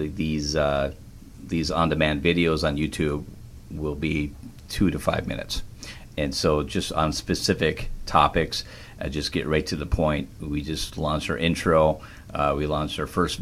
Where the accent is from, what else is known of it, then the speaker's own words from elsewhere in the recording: Minnesota, United States; now in Wisconsin, United States; I live in Wisconsin, but I grew up in Minnesota majority of my life